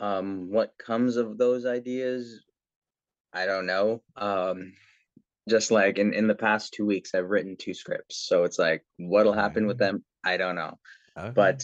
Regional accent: Philippines; when it comes to, again, being Filipino and being person that people are looking to when it comes to the arts as a source of inspiration

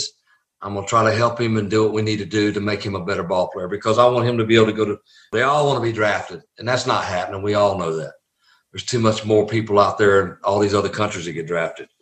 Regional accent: the South, United States; accent: Southern; I was a Southern boy.

